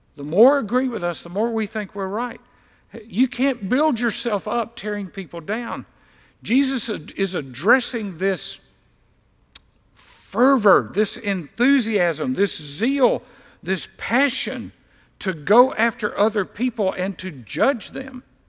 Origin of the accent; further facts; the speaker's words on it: Deep South, United States; I was raised in the deep south. I was raised in the Bible Belt